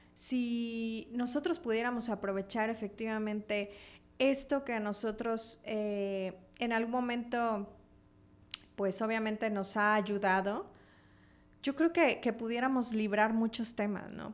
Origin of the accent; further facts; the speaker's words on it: Comitán, Chiapas, Mexico; los que somos comitecos pero chiapanecos